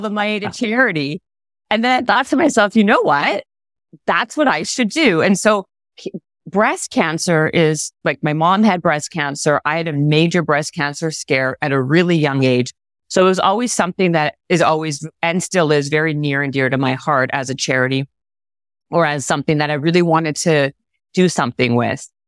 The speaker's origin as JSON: {"language": "English", "country": "Canada", "said": "we're Canadian"}